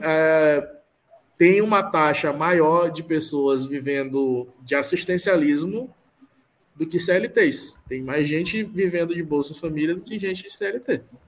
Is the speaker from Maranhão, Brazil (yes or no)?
yes; Maranhão, Brazil; Eu sou, sou daqui é, sou daqui do Maranhão.